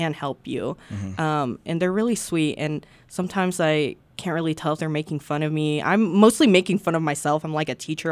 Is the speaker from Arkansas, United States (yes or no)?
yes; Arkansas, United States; also born or lived in Peru; I've only been back to Peru once because I came here like 2-3 years old. So like my entire life is Arkansas